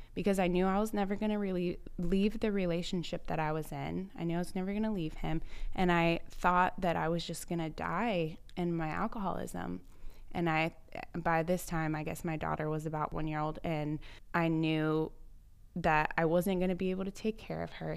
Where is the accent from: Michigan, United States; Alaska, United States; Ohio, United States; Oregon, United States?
Ohio, United States; Cincinnati; moved away as an adult; I grew up in Cincinnati, Ohio, had never traveled anywhere but the tri-state